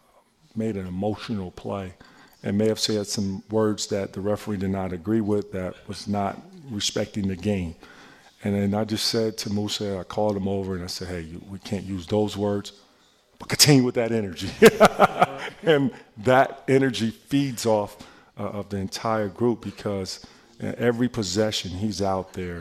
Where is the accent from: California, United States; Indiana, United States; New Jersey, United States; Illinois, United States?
Illinois, United States; Chicago; I'm from Chicago